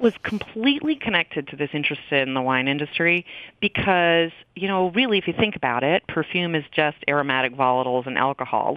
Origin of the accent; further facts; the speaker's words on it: Maine, United States; moved away as an adult; also born or lived in Seattle, Washington / Midwest; I grew up on the East Coast. I um, actually grew up in Maine